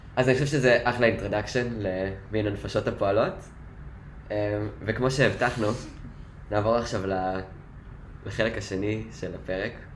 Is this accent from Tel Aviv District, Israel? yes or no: no; Kfar Saba, Central District, Israel; כפר סבא